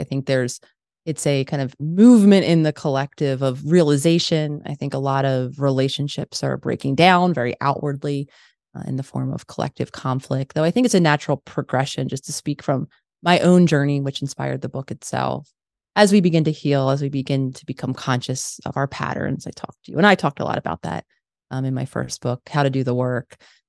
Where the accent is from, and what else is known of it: Philadelphia, Pennsylvania, United States; born or raised there